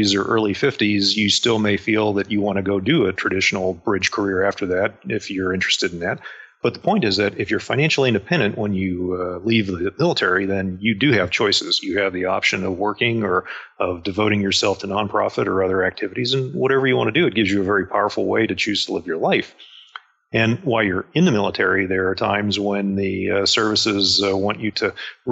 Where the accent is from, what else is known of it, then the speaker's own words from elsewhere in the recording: Pittsburgh, Pennsylvania, United States; moved away as an adult; I grew up outside of Pittsburgh, Pennsylvania, and I left as soon as I could. That's why I joined the Navy